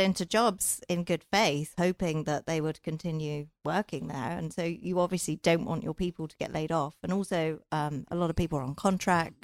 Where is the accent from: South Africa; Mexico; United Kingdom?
United Kingdom; England; moved away as an adult; also born or lived in London / Silicon Valley; now in Southern California, United States; I'm from England